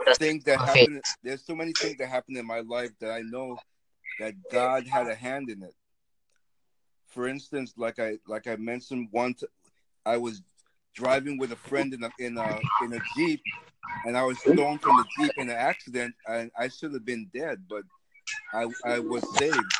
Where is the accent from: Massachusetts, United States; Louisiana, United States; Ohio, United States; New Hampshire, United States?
Massachusetts, United States; I'm from Massachusetts